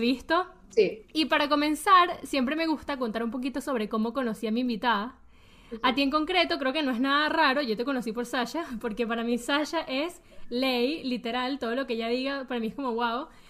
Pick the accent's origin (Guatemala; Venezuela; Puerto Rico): Venezuela; moved away; yo viví toda mi infancia en Venezuela